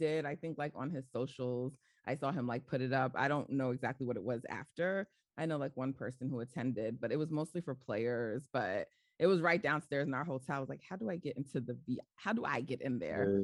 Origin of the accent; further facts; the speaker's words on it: New York, United States; I'm like, New York